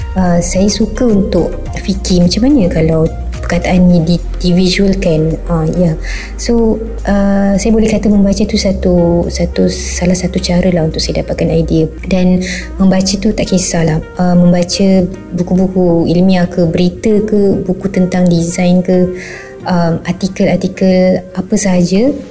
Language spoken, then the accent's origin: Malay; Batu Pahat, Johor, Malaysia; also born or lived in Kuala Lumpur / Perak / Shah Alam; saya berasal dari Batu Pahat, Johor.